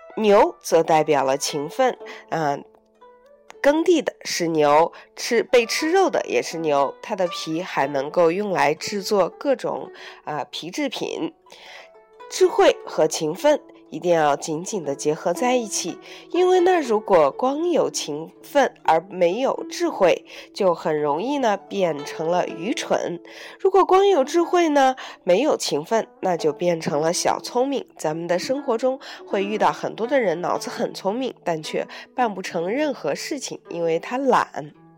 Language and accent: Chinese; China; also born or lived in Beijing; 我们中国人